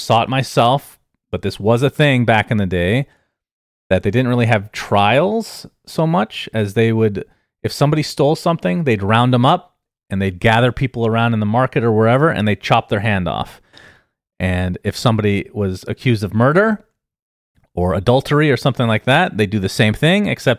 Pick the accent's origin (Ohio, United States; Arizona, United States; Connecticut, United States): Arizona, United States; It was very hot, but I come from Arizona, so it was actually exactly the same weather.